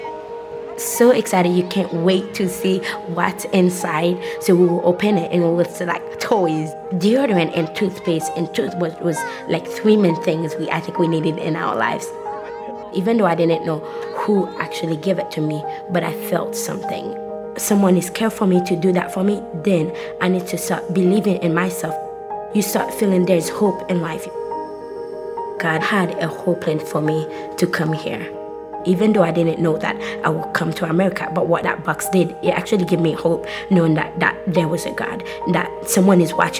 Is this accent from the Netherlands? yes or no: no; Haiti; now in Fort Worth, United States; I'm from Haiti and I grew up in an orphanage